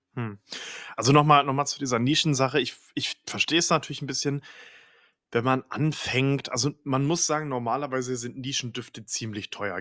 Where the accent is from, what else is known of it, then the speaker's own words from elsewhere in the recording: Northern Germany, Germany; ich komm ja aus dem, aus dem Norden, ne, vom, vom, vom, vom Meer sozusagen, Norden Deutschlands.